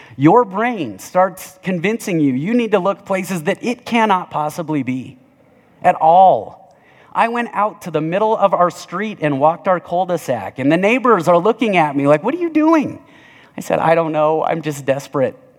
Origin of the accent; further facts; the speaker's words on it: Littleton, United States; I'm from Southside Littleton